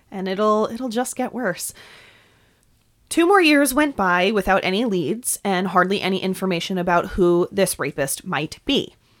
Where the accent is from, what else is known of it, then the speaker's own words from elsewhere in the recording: New York, United States; accent: New York; my New York accent